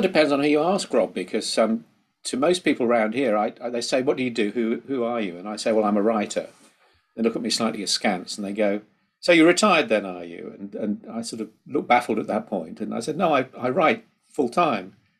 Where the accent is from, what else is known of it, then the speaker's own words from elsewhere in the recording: Midlands, United Kingdom; I come from the Midlands myself